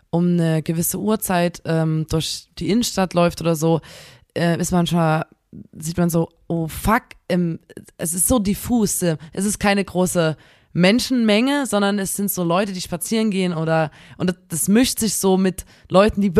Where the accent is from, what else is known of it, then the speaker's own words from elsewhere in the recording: Chemnitz, Saxony, Germany; bei uns in Chemnitz